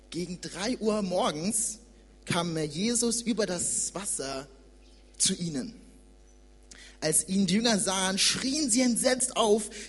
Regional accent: Nuremberg, Bavaria, Germany; Ich bin in Nürnberg geboren und aufgewachsen und vor zwei Jahren bin ich in die Nähe von Frankfurt gezogen, um dort äh, Theologie zu studieren

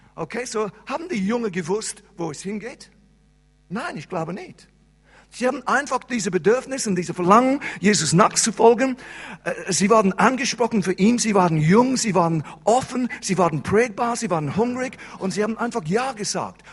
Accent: England, United Kingdom; first language English; German is a second language; moved away as an adult; now in Switzerland; ich bin Engländer und Engländer sprechen keine andere Sprache als Englisch.

